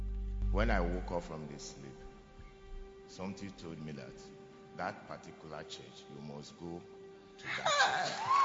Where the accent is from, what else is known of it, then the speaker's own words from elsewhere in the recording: Nigeria; moved away as an adult; now in Ghana; I'm from Nigeria. Yeah, I've been in Ghana now for almost 6 years.